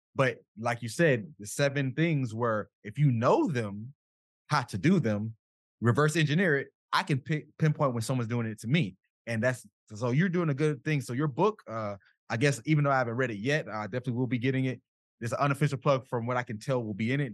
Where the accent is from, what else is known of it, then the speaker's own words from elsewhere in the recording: South Florida, United States; I'm from South Florida